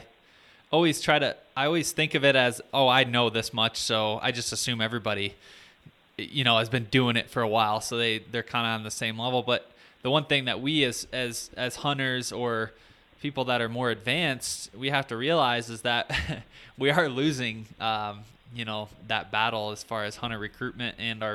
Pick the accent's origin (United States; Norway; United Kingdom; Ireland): United States; Michigan; I grew up hunting in Michigan